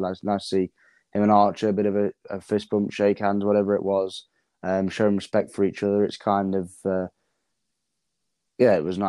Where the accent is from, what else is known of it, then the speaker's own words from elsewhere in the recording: England, United Kingdom; We're English.